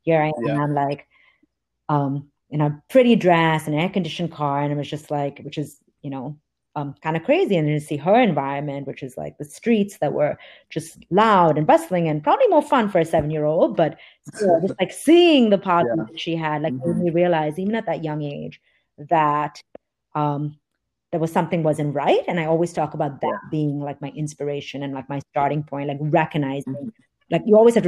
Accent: Dubai, United Arab Emirates; I grew up in Dubai, and every summer we would go to India to visit extended family

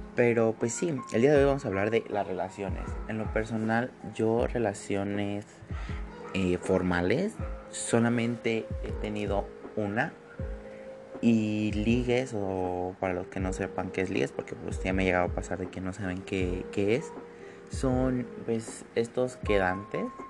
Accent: State of Mexico, Mexico; soy del Estado de México pegado a la ciudad

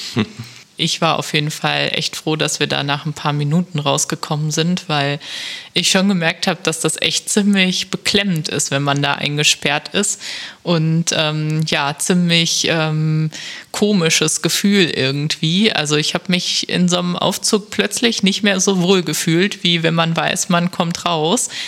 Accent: Germany; ein Ort, der gar nicht so weit ist von meiner Heimat

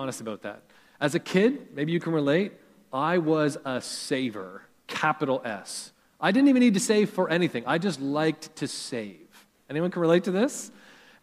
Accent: Canada; growing up in Canada

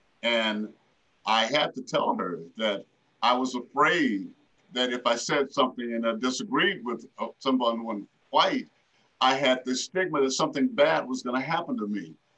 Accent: the South, United States; As a Black kid growing up in the South and throughout, you know, I learned because I had to watch my people being hanged in Mississippi as a kid.

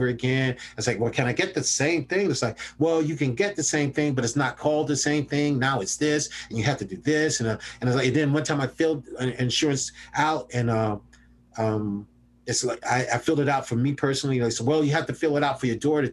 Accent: Columbia, South Carolina, United States; the lovely people of 29203. That's where I grew up

